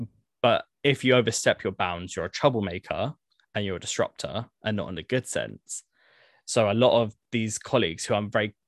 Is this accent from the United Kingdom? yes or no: yes; Croydon, London, United Kingdom; a lot of people don't necessarily know that I'm like from Croydon, state school educated.